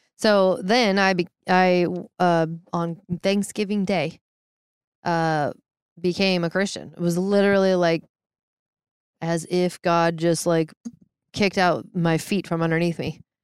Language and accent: English; Issaquah, Washington, United States; I grew up in Seattle area, south of Seattle in Maple Valley slash Hobart slash Issaquah.